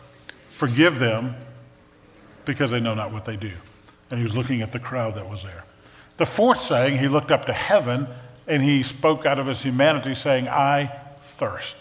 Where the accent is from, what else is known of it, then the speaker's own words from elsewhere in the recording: New Orleans, Louisiana, United States; moved away; I grew up in New Orleans